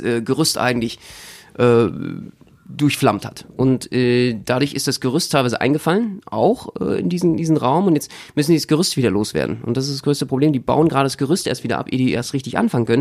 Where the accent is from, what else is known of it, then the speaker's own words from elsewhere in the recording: Berlin, Germany; als Berliner